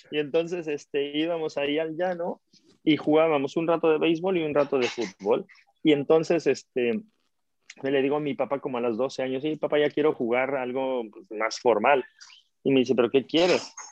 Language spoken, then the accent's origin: Spanish; Mexico City, Mexico; DF. Soy de la Ciudad de México, sí.